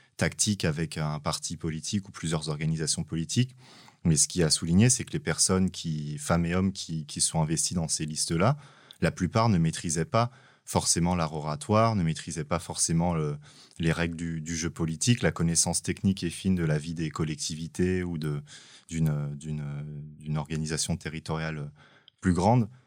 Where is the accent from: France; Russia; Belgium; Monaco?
France; Aubervilliers, Île-de-France; J'ai grandi euh, euh, à Aubervilliers mhm. dans le 93